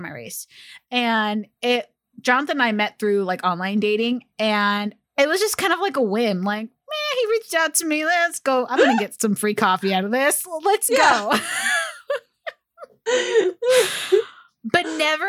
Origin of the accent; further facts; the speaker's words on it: California, United States; I was born in California